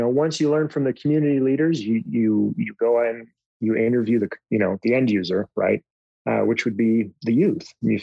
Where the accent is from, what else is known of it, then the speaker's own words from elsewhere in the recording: United States; I'm an American